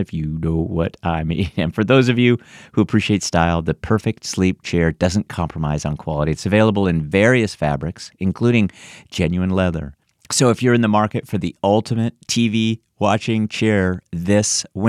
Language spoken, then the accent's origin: English; San Francisco, California, United States; now in Washington, D.C. area, United States; I was born in San Francisco and lived there for many years before moving here to the DC area.